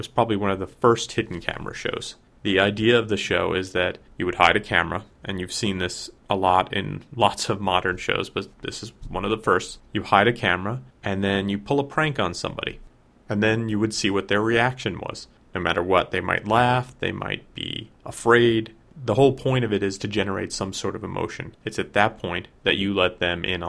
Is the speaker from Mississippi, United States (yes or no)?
no; Secaucus, New Jersey, United States; my hometown